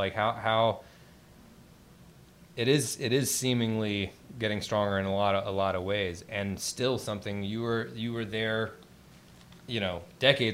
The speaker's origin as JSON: {"language": "English", "region": "Eastern North Carolina", "country": "United States", "tie": "born or raised there", "said": "I'm from Eastern North Carolina"}